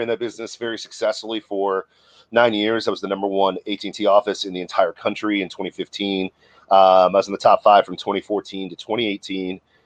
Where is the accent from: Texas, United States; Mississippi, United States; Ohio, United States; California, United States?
Ohio, United States; I grew up in Ohio